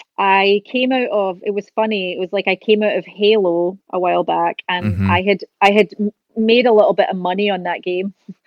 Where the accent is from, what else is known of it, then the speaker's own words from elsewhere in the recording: Scotland, United Kingdom; now in California, United States; She came from Argentina. I came from Scotland. We met in California